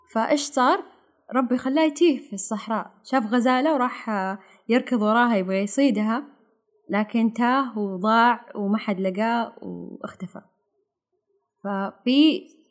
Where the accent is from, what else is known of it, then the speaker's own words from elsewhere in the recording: Saudi Arabia; عندنا في السعوديه